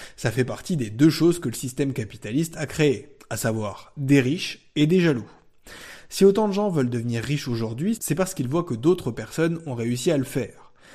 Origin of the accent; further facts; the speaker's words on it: France; chez nous en France